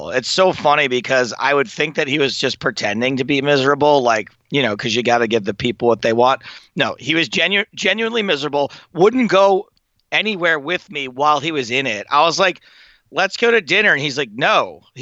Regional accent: England, United Kingdom; But as an English person, they'll give you a break.

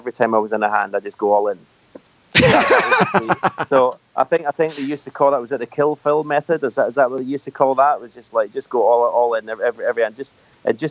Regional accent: Scotland, United Kingdom; being born and bred in Scotland and staying in Scotland

